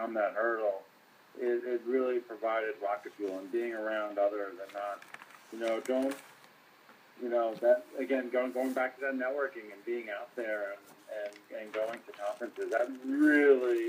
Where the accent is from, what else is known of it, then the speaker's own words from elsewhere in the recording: New Jersey, United States; also born or lived in Queens, New York; now in Los Angeles, United States; I grew up in New Jersey, so I moved out to L.A. 22 years ago